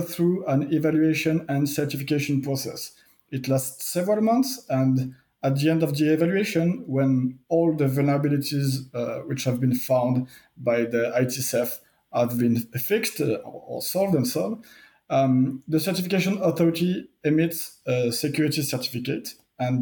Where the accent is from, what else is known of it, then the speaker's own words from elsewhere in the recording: France; accent: French; English is a second language; sorry for my strong accent. I'm French. During my education in France